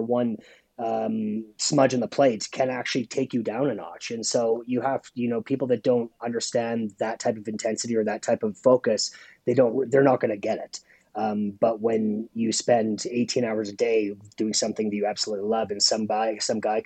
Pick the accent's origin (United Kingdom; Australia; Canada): Canada; Saskatoon, Saskatchewan; being a Canadian chef